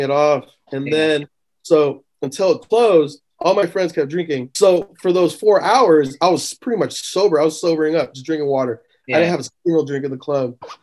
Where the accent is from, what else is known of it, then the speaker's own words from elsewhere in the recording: San Diego, California, United States; moved away as an adult; now in Sacramento, United States; I was born and raised in San Diego.